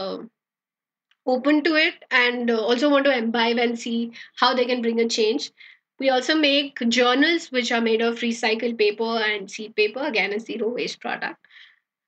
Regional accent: Bangalore, Karnataka, India; also born or lived in Jakarta, Indonesia; I'm from Bangalore

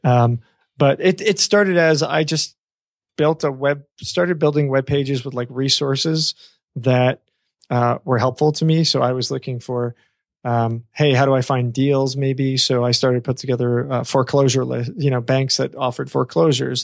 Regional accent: New York, United States; I come from New York.

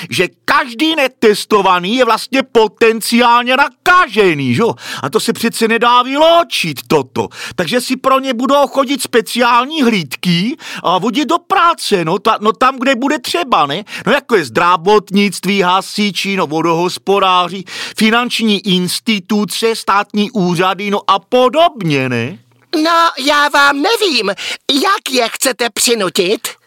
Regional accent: Brno, South Moravian Region, Czechia; No já jsem z Brna.

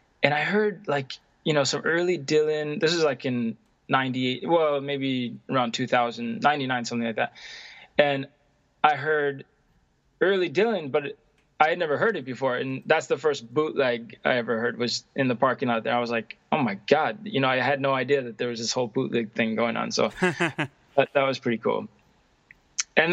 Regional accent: Stockholm, Stockholm County, Sweden; English is a second language; I'm hailing from Stockholm, Sweden.

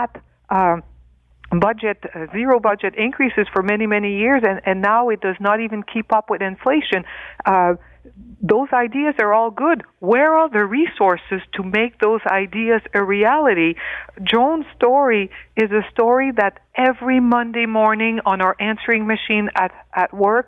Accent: Northern Ontario, Canada; I come from Northern Ontario

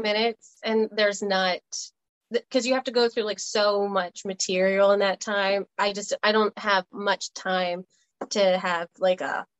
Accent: New Orleans, Louisiana, United States; I'm from New Orleans

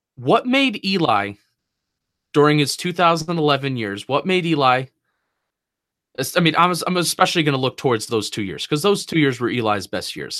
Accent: New Jersey, United States; moved away as an adult; now in Washington, D.C., United States

